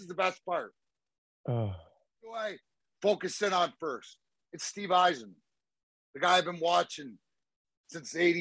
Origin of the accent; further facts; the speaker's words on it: Leamington, Ontario, Canada; I played my minor hockey for Leamington, right, which is my hometown